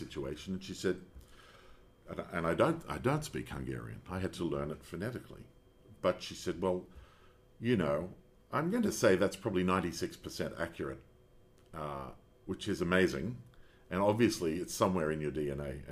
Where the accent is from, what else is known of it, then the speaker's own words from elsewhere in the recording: Australia; I'm being Australian.